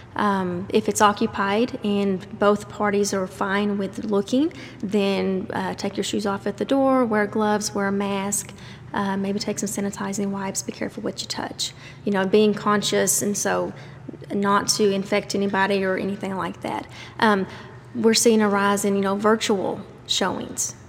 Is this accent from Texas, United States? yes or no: yes; Dublin, Texas, United States; moved away as an adult; now in Stephenville, United States; I'm actually from Dublin